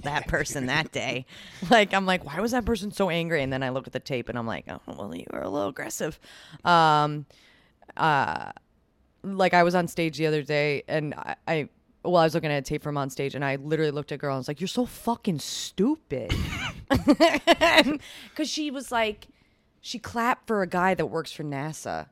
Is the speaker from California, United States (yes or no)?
no; Long Island, New York, United States; now in Brooklyn, United States; I'm from Long Island, but, like, when I really started taking the trains and I moved to Brooklyn